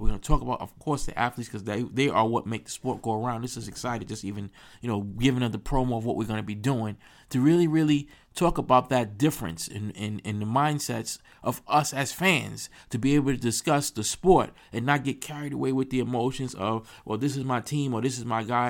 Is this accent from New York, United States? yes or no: yes; New York, United States; I'm from New York